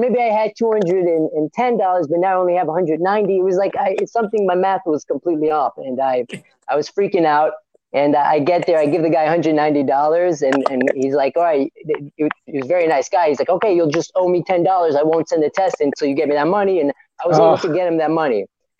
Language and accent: English; Florida, United States; moved away as an adult; also born or lived in Israel; now in New York, United States; I'm from Florida, right? I mean, Israel, but I moved when I was three, so really, my whole life I grew up in Florida